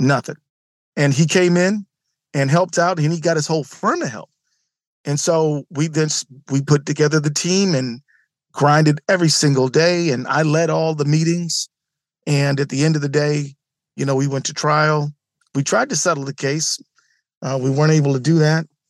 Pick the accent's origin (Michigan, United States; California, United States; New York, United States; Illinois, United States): Michigan, United States; Detroit; now in Minnesota, United States; I grew up in Detroit where there was civil unrest